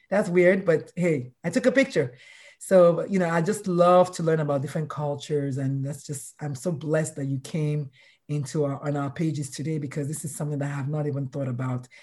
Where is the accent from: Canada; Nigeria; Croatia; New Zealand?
Nigeria; I'm Nigerian